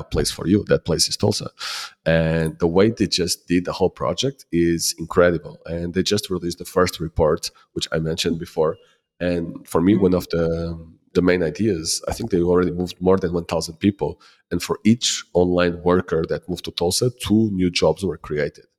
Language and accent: English; Lisbon, Portugal; also born or lived in Ponta do Sol, Madeira; I am from Lisbon